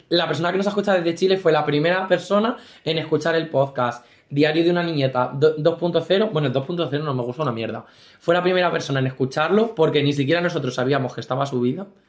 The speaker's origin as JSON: {"language": "Spanish", "town": "Valdepeñas", "region": "Castilla-La Mancha", "country": "Spain", "said": "nosotros somos de Valdepeñas, muy heroica ciudad"}